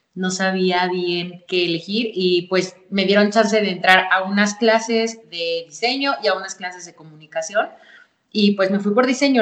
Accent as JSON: {"language": "Spanish", "town": "Pachuca", "region": "Hidalgo", "country": "Mexico", "said": "aquí en mi ciudad, soy de Pachuca Hidalgo"}